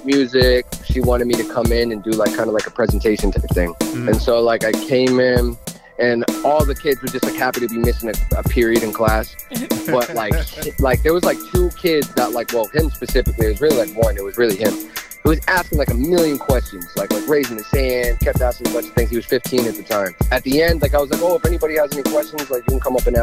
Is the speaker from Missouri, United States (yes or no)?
no; Weymouth, Massachusetts, United States; also born or lived in Boston; I was born here. I grew up in Weymouth.